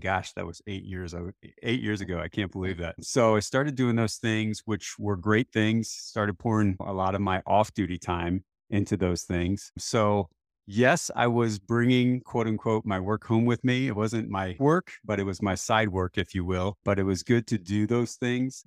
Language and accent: English; St. Louis, Missouri, United States; I was born and raised in Saint Louis, Missouri. in the United States